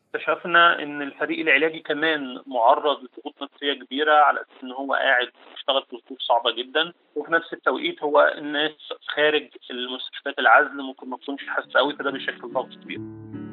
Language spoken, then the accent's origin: Arabic; Monufia Governorate, Egypt; أنا من المنوفية